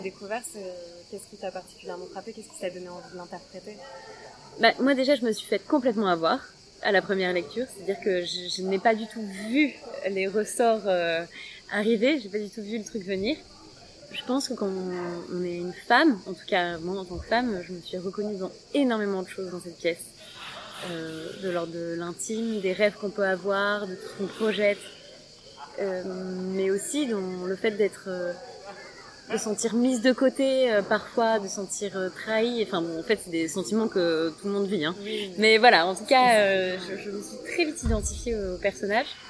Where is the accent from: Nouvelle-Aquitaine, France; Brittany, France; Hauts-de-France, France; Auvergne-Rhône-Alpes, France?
Nouvelle-Aquitaine, France; Périgord; also born or lived in Liège, Belgium; now in Brussels, Belgium; Mais je suis originaire du Périgord, dans le sud-ouest de la France.